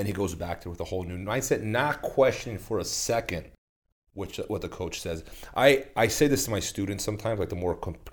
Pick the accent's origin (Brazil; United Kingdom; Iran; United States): Brazil; moved away; my hometown in Brazil